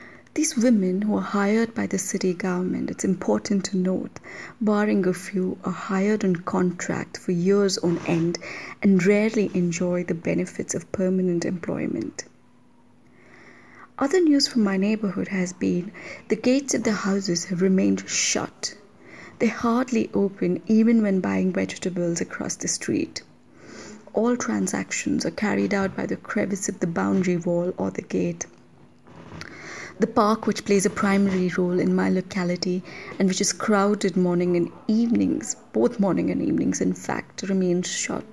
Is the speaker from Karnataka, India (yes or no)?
yes; Mysore, Karnataka, India; doing field work in my hometown